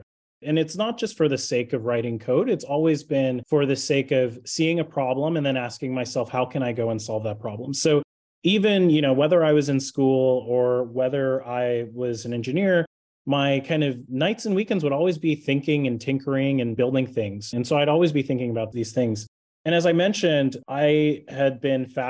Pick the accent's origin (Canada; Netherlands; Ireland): Canada; Toronto, Ontario; I was born and raised in Toronto in Canada. I'm actually Canadian